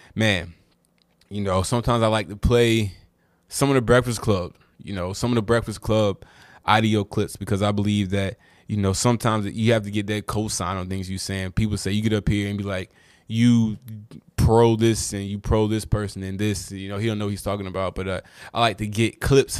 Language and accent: English; Durham, North Carolina, United States; I'm from Durham, so I watched a lot of UNC Duke games.